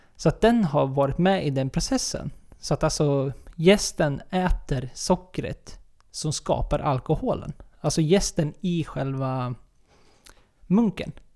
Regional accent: Sweden

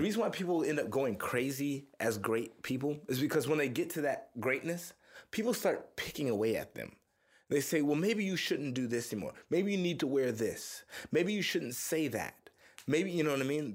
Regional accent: Missouri City, Texas, United States; also born or lived in Houston, Texas; now in Austin, United States; I was born in Houston. I grew up in uh, Missouri City, Texas, which is like a little suburb outside of Houston

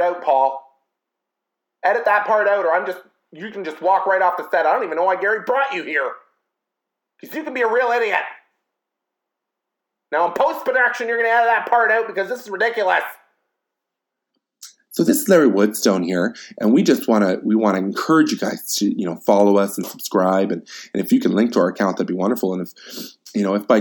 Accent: Canada; I can only speak as a Canadian

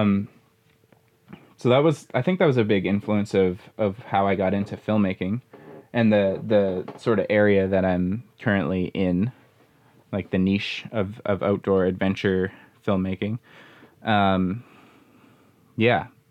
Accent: Manitoba, Canada; I grew up in Manitoba

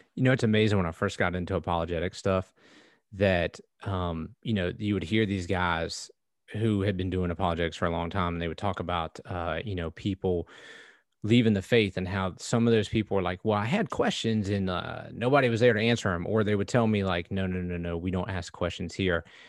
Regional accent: United States; I grew up in America

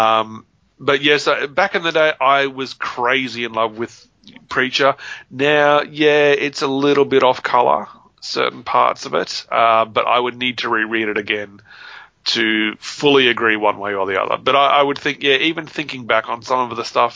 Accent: Papua New Guinea; I got kind of used to black and white comics growing up in Papua New Guinea

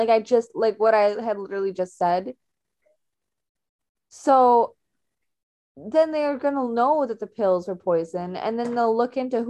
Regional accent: Canada; us Canadians

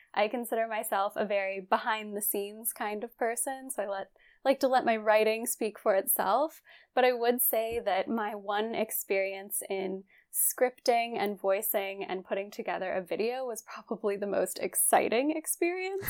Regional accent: West Virginia, United States; I'm from West Virginia. I grew up there

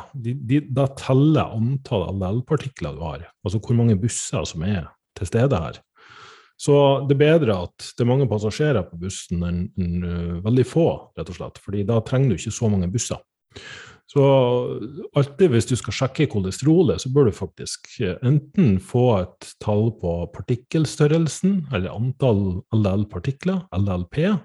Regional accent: Northern Norway, Norway; jeg er fra Nord-Norge

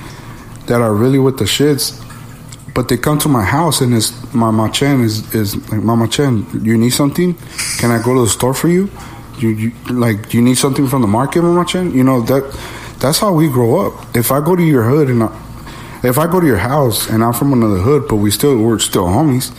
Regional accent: Los Angeles, California, United States; Growing up in Boyle Heights

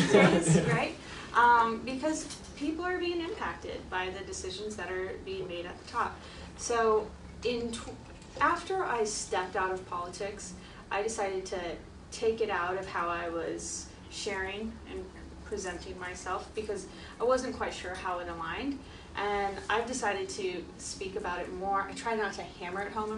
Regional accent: Iowa, United States; moved away as an adult; also born or lived in Washington, D.C. / California; I'm this girl from Iowa

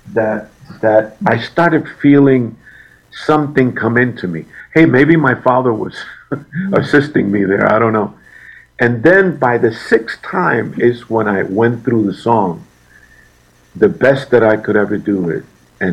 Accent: Puerto Rico; moved away; also born or lived in New York; when I was young, growing up in Puerto Rico, in my teens, I was singing in different hotels

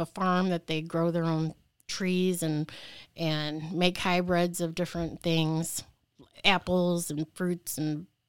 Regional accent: Leslie, Michigan, United States; I actually grew up in a small town south of Lansing, in Leslie. So yes, I am originally from Michigan in the Lansing area.

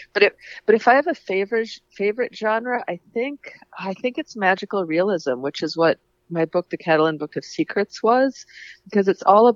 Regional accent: Paynesville, Minnesota, United States; Painesville, which was my hometown

